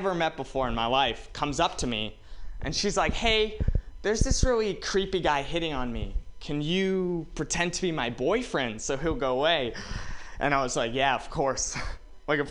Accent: Walnut Creek, California, United States; I'm from Walnut Creek

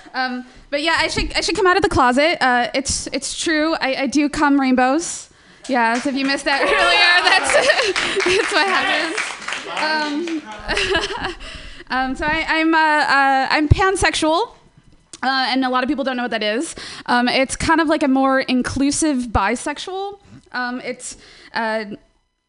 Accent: Chicago, Illinois, United States; now in San Francisco Bay Area, United States; I'm from Chicago originally, and I moved out to San Francisco Bay Area.

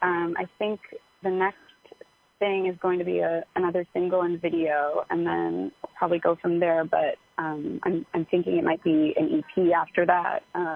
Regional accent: Los Angeles, California, United States; I'm from Los Angeles, and I've been recording my first batch of songs in East Nashville

